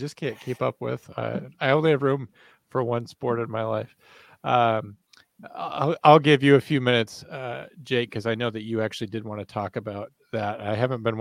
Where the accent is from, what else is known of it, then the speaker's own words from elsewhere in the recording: Virginia, United States; now in South Dakota, United States; I'm from Virginia, right? Like regular Virginia